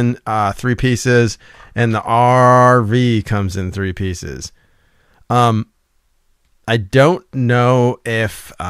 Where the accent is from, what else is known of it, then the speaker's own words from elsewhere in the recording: United States; I'm an American.